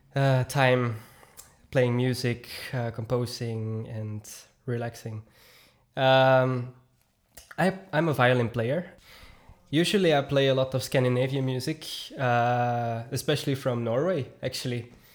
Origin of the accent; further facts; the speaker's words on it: Belgium; also born or lived in Noorderwijk, Herentals; I'm from Belgium